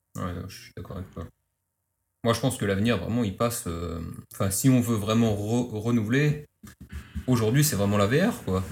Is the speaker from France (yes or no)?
no; Lousada, Norte, Portugal; moved away; de, de Lousade, c'est vers Porto, c'est juste à côté